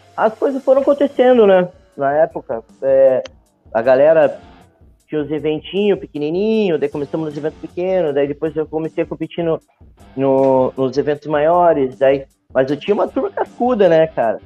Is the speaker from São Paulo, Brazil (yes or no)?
no; Matinhos, Paraná, Brazil; also born or lived in Curitiba / Portugal; Eu nasci em Curitiba, mas só nasci e vim para cá, para Matinhos. Minha mãe é professora aqui do município e eu convivi aqui nessa cidade por minha vida toda, praticamente